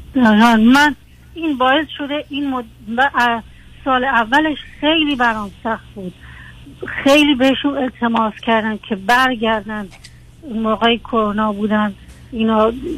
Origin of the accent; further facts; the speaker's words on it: Iran; moved away as an adult; also born or lived in Iraq; از کردایی هستیم که به ایران مهاجرت کردیم و من اصلا بزرگ شده ایران هستم